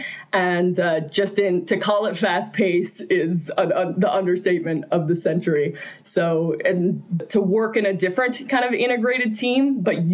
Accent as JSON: {"language": "English", "region": "Newfoundland and Labrador", "country": "Canada", "moved": "as an adult", "lives_now": "Calgary, Canada", "said": "I'm originally from Newfoundland, moved here to Calgary about 5 years ago"}